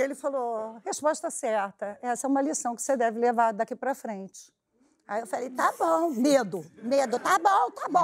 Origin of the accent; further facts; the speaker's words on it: Brazil; Eu falei, Brasil.